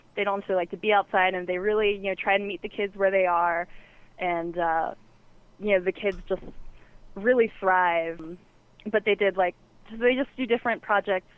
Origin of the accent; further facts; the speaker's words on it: the South, United States; moved away; I'm from the South originally